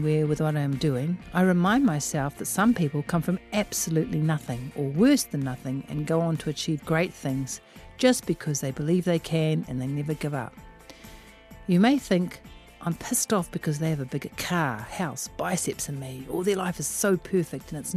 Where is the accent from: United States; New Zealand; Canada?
New Zealand; Auckland; also born or lived in Melbourne, Australia; I am from West Auckland